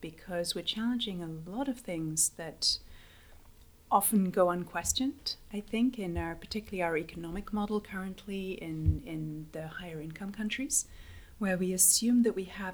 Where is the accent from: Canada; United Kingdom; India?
United Kingdom; London; moved away as an adult; also born or lived in Mexico / United States; I'm originally from London